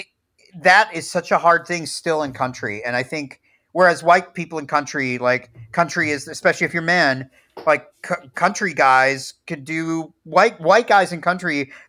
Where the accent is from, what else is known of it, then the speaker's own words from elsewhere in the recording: Wisconsin, United States; so I'm originally from Wisconsin and one of my friends there he took over his family farm